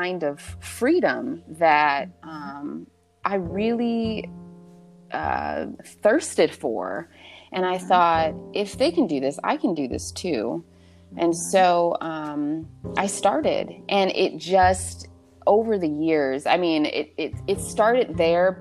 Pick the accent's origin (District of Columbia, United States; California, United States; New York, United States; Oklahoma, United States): California, United States; Southern; moved away as an adult; also born or lived in the South; I'm from Southern California, and, I found myself in the South